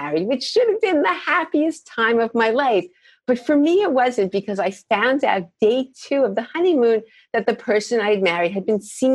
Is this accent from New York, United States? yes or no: yes; New York, United States; moved away as an adult; also born or lived in Boston / Minnesota / Chicago; I'm from New York